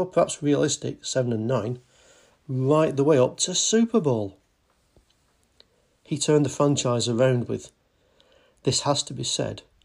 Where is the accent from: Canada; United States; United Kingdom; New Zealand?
United Kingdom; England; I'm English.